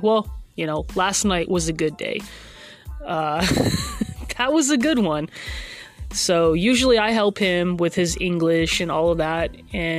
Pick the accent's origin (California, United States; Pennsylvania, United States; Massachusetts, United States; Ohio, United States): Massachusetts, United States; now in Oklahoma, United States; I'm originally from Massachusetts